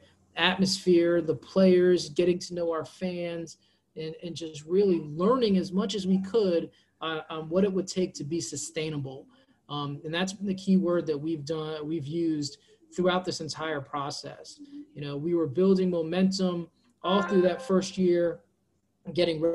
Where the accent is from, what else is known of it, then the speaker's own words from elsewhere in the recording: Florida, United States; I born and raised in Florida, played soccer my entire life